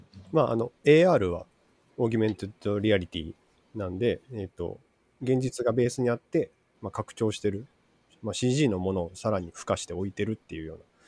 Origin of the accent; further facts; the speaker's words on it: Matsuyama, Ehime, Japan; moved away as an adult; also born or lived in Kobe; 出身は、 えっと、愛媛県ですね。愛媛県松山市生まれ